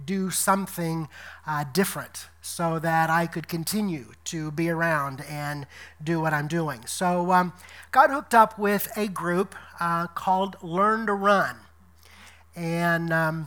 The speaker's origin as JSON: {"language": "English", "town": "Decatur", "region": "Illinois", "country": "United States", "tie": "born or raised there", "also_born_or_lived": "Louisiana / Tennessee / Detroit, Michigan", "moved": "as an adult", "said": "coming back here to my hometown of Decatur, Illinois"}